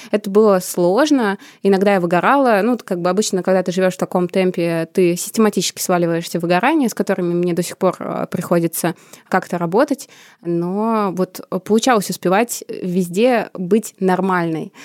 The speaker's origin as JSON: {"language": "Russian", "town": "Samara", "region": "Samara Oblast", "country": "Russia", "tie": "born or raised there", "moved": "as an adult", "lives_now": "Moscow, Russia", "said": "Я сама родом из Самары"}